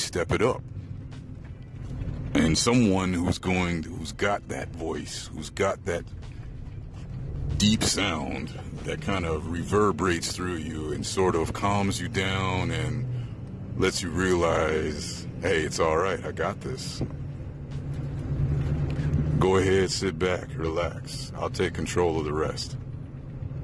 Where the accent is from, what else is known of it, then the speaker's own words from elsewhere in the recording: Chicago, Illinois, United States; now in Houston, United States; I am from Chicago, born and raised, and living in Houston